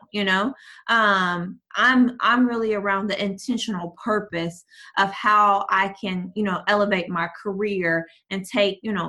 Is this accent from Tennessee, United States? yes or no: yes; Tennessee, United States; now in Dallas, United States; I'm from Tennessee. So sometimes I will fly home just to write